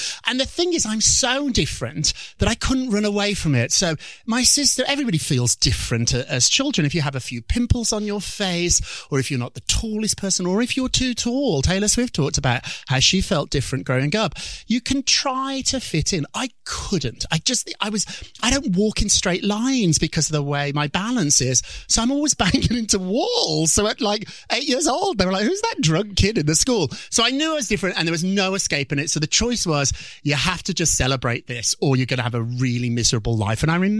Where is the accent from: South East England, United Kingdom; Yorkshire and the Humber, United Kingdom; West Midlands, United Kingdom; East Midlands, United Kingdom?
West Midlands, United Kingdom; Birmingham; Birmingham, England, which I like to say is Chicago, but it's more like Detroit.